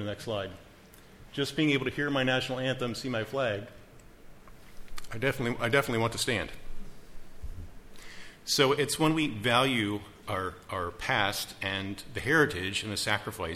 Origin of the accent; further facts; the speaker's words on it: Baltimore, Maryland, United States; now in Wrightsville, United States; I grew up in Maryland. As a kid, I would climb a tree in our backyard, and we were about 5 miles from the Inner Harbor of Baltimore.